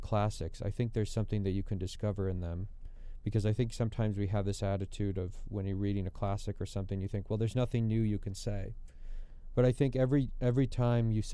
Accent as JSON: {"language": "English", "area": "Twin Cities area", "region": "Minnesota", "country": "United States", "tie": "born or raised there", "moved": "as an adult", "lives_now": "Washington, D.C., United States", "said": "I was growing up in Minnesota"}